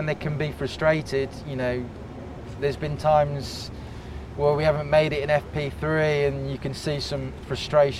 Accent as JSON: {"language": "English", "region": "England", "country": "United Kingdom", "said": "I'm English"}